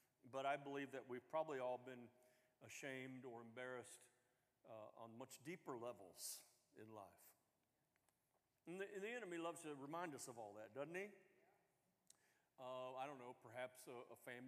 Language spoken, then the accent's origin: English; the South, United States; I'm from the South